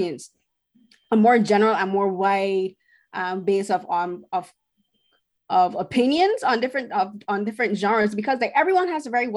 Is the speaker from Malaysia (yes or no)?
no; Barbados; now in Toronto, Canada; being a woman from the Caribbean, I'm from Barbados